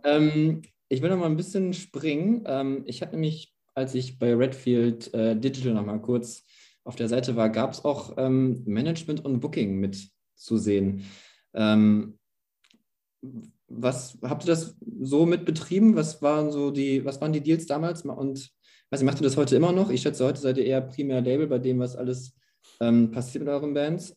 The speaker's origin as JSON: {"language": "German", "town": "Gütersloh", "region": "North Rhine-Westphalia", "country": "Germany", "said": "wo ich herkomme aus Gütersloh"}